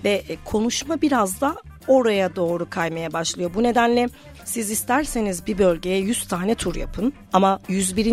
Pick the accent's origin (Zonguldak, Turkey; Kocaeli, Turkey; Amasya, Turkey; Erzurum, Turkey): Amasya, Turkey; moved away; also born or lived in Istanbul / Ankara; 1993 Amasya doğumluyum